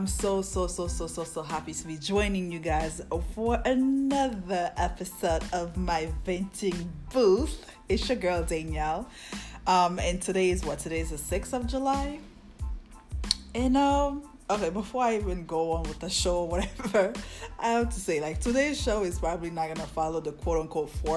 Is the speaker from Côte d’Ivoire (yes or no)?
yes; Côte d’Ivoire; I'm West African. I'm from the Ivory Coast.